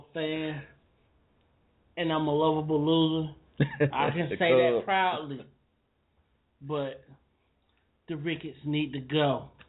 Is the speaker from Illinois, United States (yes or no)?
yes; Chicago, Illinois, United States; also born or lived in Oak Park; Being a Chicago born boy. North Sider.